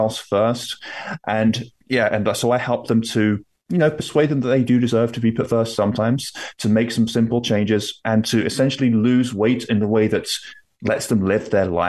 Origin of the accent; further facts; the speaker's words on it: London, United Kingdom; also born or lived in Toronto, Canada; now in Nova Scotia, Canada; I am from the UK. I'm from London, although I currently live in Canada, in Nova Scotia on the East Coast